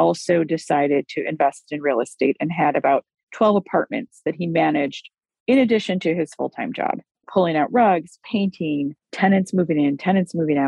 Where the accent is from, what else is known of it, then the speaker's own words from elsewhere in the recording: United States; I was born in the United States of America